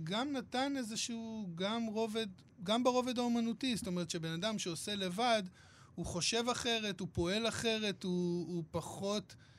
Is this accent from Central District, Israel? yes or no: no; Hadera, Haifa District, Israel; אני גדלתי בחדרה